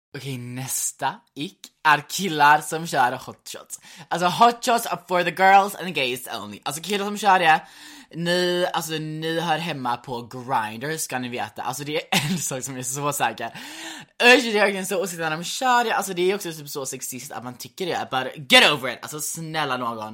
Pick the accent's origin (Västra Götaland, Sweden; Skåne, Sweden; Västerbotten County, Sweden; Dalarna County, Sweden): Västra Götaland, Sweden; Gothenburg; som göteborgare